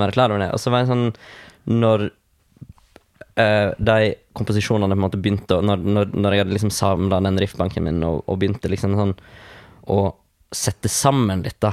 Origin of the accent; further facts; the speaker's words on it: Vestland, Norway; moved away as an adult; now in Kristiansand, Norway; Jeg kommer egentlig fra Vestland fylke